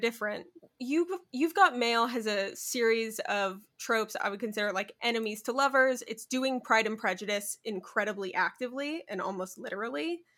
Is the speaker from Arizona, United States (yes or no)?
yes; Arizona, United States; I'm from Arizona